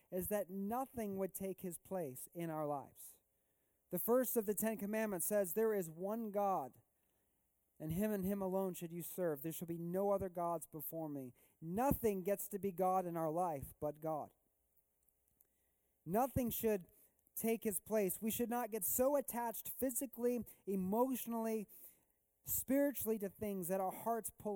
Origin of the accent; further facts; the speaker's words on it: Missouri, United States; I grew up in Missouri mostly in my life